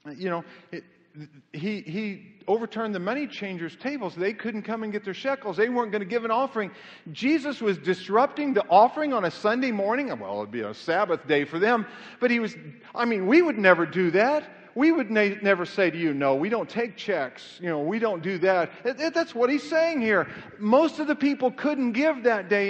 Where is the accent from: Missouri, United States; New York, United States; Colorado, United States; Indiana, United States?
Missouri, United States; Kansas City; moved away as an adult; also born or lived in Knoxville, Tennessee / Amarillo, Texas / Southern California; I was born in Knoxville, Tennessee, but I, I grew up in Kansas City